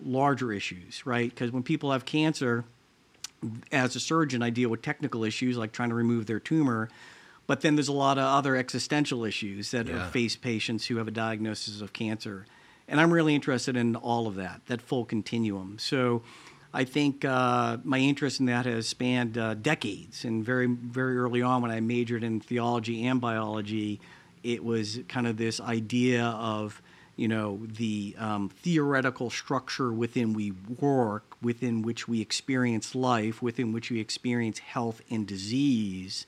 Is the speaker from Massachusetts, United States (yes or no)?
yes; Lawrence, Massachusetts, United States; now in Columbus, United States; I grew up outside Boston, about 30 miles north of Boston, a town called Lawrence, Massachusetts